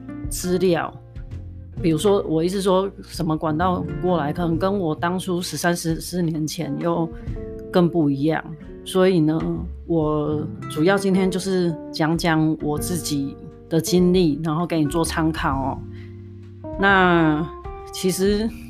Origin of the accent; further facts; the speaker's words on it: southern Taiwan, Taiwan; moved away as an adult; now in Canada; 我工作本来我就在南部长大，所以我在南部工作